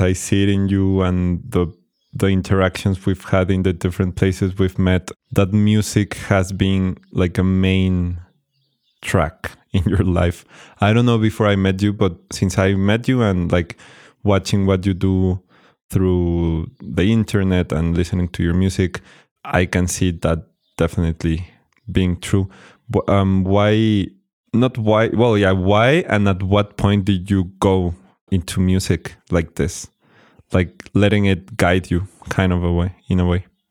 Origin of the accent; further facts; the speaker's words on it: Tequisquiapan, Querétaro, Mexico; we are here in Tequisquiapan. I'm super happy that you're here in this, like, place where I grew up, my hometown.